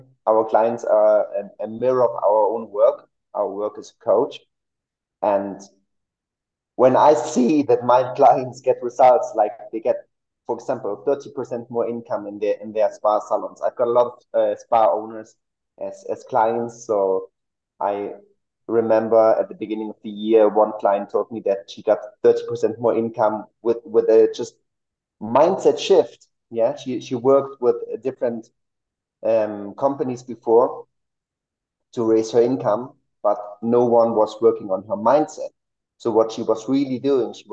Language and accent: English; Germany; now in Mexico City, Mexico; I'm originally from Germany. I live in Mexico City